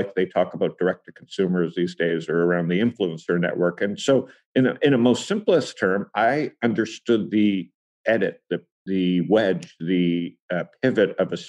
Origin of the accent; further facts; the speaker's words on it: Toronto, Ontario, Canada; I'm from Toronto